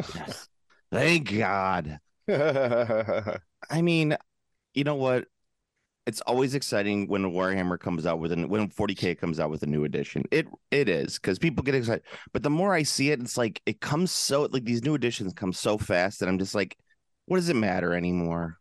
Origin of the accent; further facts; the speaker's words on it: Central United States, United States; I am a flatlander from Central Ameri-, eh, from Central America, from Central United States